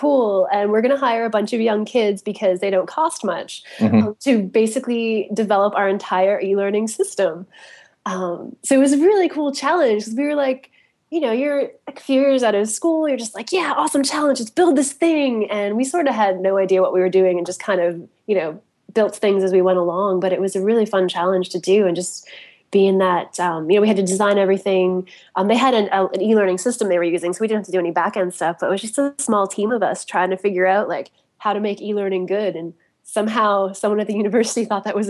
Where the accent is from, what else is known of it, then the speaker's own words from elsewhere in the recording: Canada; moved away as an adult; also born or lived in Toronto; now in Pittsburgh, United States; I'm Canadian